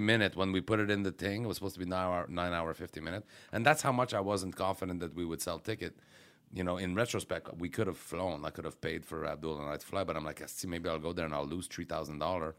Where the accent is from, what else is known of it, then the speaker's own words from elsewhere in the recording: Quebec, Canada; I'm from Quebec